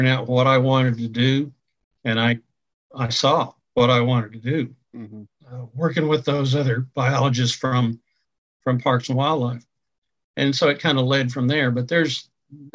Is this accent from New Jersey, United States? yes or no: no; North Texas, United States; moved away as an adult; also born or lived in Oklahoma; I grew up in North Texas